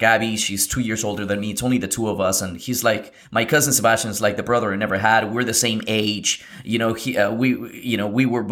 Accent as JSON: {"language": "English", "region": "Lima", "country": "Peru", "tie": "born or raised there", "said": "I come from, I was born in Lima, Peru in South America in 1989"}